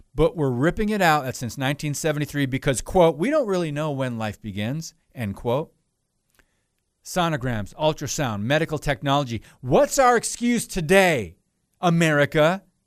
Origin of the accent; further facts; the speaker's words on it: Chicago, Illinois, United States; accent: Chicago; Am I from Chicago or what?